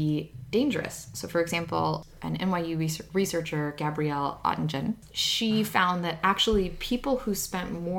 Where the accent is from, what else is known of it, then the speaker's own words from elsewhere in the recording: Ukraine; I'm from Ukraine